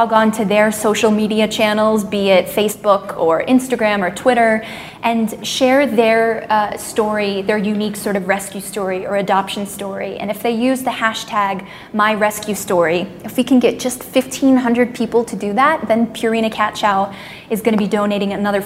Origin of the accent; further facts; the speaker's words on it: Orlando, Florida, United States; I grew up in Orlando, so I grew up in, you know, theme park central